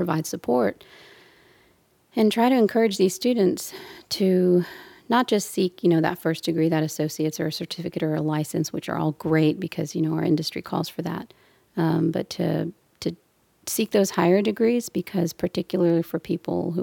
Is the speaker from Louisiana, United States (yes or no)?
no; Brownsville, Texas, United States; now in Houston, United States; And from the Valley, I'm from Brownsville.